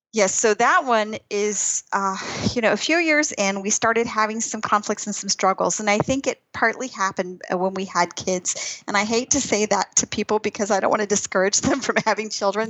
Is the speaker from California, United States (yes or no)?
no; Texas, United States; moved away as an adult; also born or lived in Albuquerque, New Mexico; I grew up in Texas